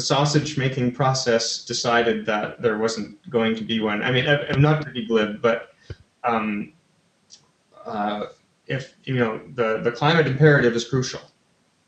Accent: Canada; I'm Canadian

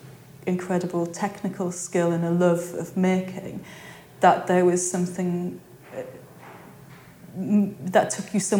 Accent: Peterlee, North East England, United Kingdom; also born or lived in Newcastle; I grew up in Peterlee, which is, yeah, Newtown in the northeast of England, in the middle of mining communities there.

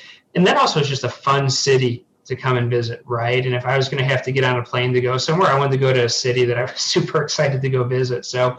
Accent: Michigan, United States; moved away as an adult; also born or lived in Los Angeles, United States / San Francisco Bay Area, United States; now in Denver, United States; originally I grew up in the Midwest from Michigan, stayed in the Midwest through undergrad, and eventually for grad school, made my way out to the West Coast and spent 2007 to 2019

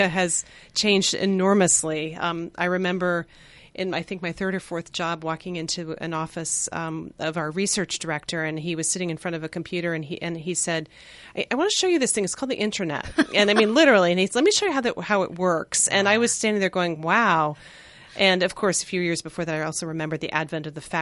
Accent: outside of Boston, Massachusetts, United States; moved away as an adult; also born or lived in New York; I grew up outside of Boston

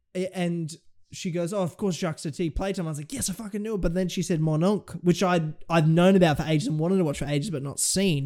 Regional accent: Australia; as an Australian

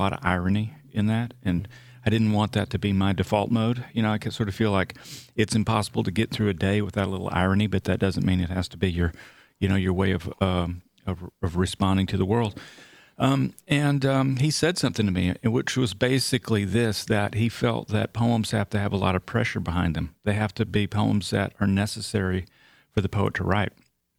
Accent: Texarkana, Texas, United States; Yeah, I'm from Northeast Texas. My family are from little farm towns around Paris, Texas, just like in the movie, the Wim Wenders movie.

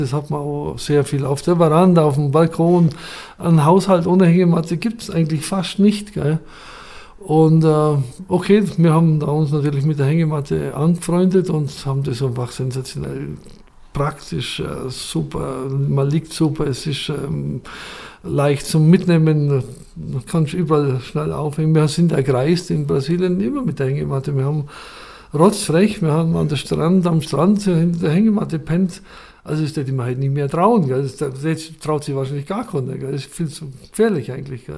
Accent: Schwangau, Bavaria, Germany; ich bin in Schwangau geboren, wirklich im Elternhaus geboren, neunzehnhundertsechsundfünfzig

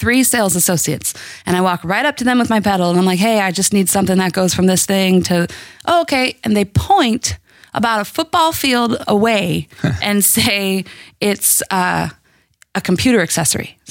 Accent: Midwest, United States; moved away; I'm from the Midwest

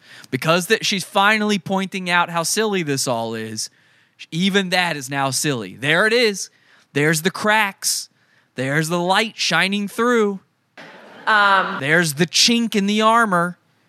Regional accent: Wisconsin, United States; I'm from Wisconsin.

